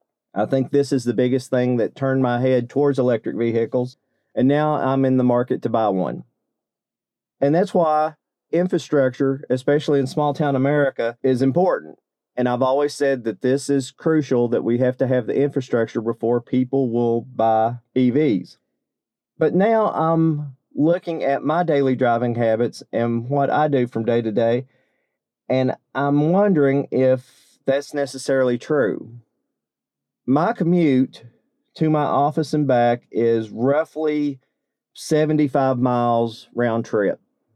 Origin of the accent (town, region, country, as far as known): Eastern Kentucky, United States; born or raised there